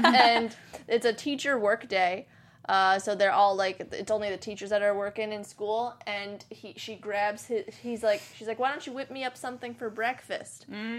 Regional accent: New Jersey, United States; New Jersey.

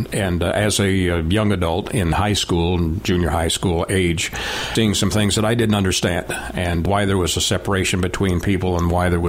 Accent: Canada; I grew up in the North, so I'm a Canadian. And in the town that I lived in, one of my best friends happened to be a young man of color. And there was only one family in that town of 60,000.

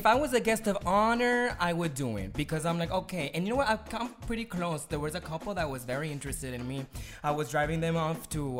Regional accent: Palmetto Hospital, Florida, United States; born or raised there

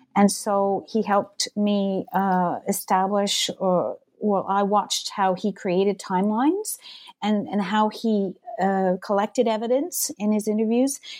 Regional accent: south of Montreal, Quebec, Canada; moved away; also born or lived in Ontario / Toronto / British Columbia; I was born in Montreal. I grew up, uh, south of the city in the countryside

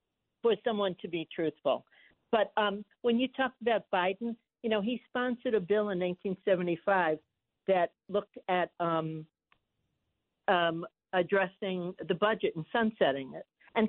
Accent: New York City, New York, United States; also born or lived in Williamsburg, Brooklyn; now in South Carolina, United States; I grew up in Greenpoint and worked in Williamsburg

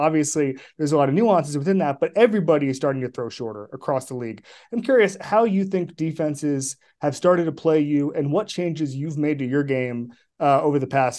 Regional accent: Orlando, Florida, United States; growing up in Orlando.

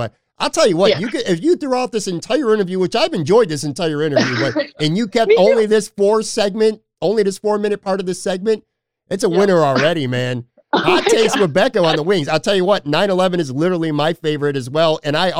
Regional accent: Buffalo, New York, United States; I grew up right near the Elmwood Village

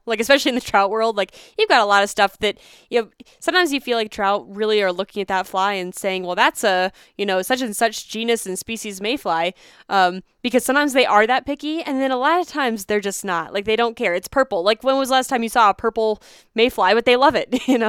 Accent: Pennsylvania, United States; now in Colorado, United States; I don't get to fish for much out here in Colorado. I grew up in Pennsylvania

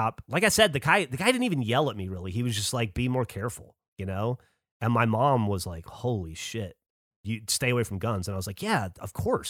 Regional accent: Alabama, United States; also born or lived in Louisiana / Florida; You know, I grew up in Alabama a lot. Well, mm-hmm. Most Louisiana, Alabama, Florida, so deep south.

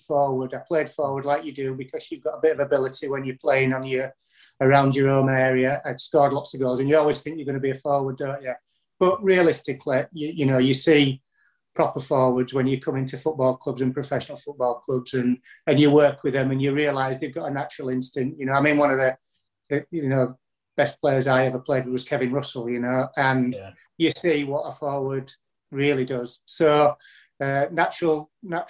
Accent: Huddersfield, Yorkshire and the Humber, United Kingdom; also born or lived in Manchester / Newport; my hometown club, Huddersfield

